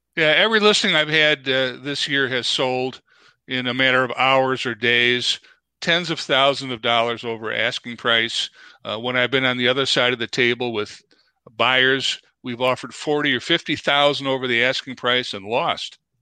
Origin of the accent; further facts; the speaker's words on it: Chicago, Illinois, United States; moved away as an adult; also born or lived in DeKalb, Illinois; now in Twin Cities, United States; born and raised in Chicago